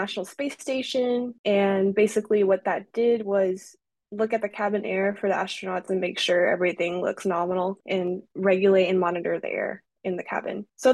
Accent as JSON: {"language": "English", "region": "California", "country": "United States", "said": "I was actually from California"}